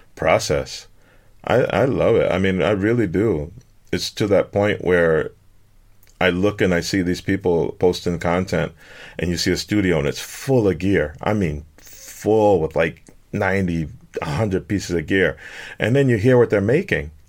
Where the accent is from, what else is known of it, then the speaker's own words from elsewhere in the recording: Detroit, Michigan, United States; moved away as an adult; I grew up in Detroit all my life